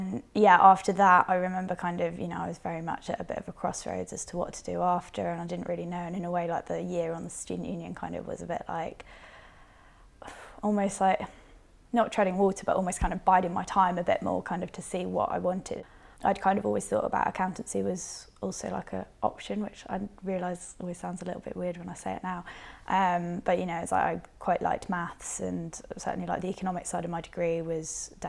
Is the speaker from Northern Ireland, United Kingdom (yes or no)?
yes; Northern Ireland, United Kingdom; So I was born in Northern Ireland and brought up in Northern Ireland. Not that it sounds like it from my accent. I'm sure people will listen and be like, no, you weren't, but genuinely was.